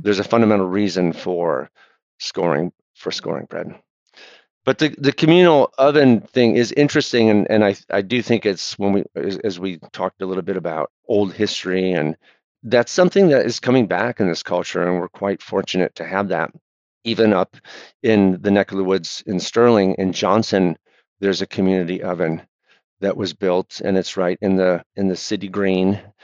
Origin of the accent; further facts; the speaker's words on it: Michigan, United States; also born or lived in Providence, Rhode Island; now in Rhode Island, United States; I grew up in Michigan in the 70s and in 80s